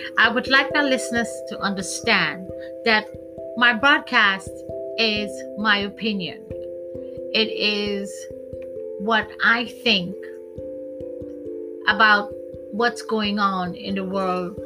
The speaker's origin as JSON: {"language": "English", "country": "Trinidad & Tobago", "tie": "born or raised there", "said": "Growing up in Trinidad, my religion is Hindu"}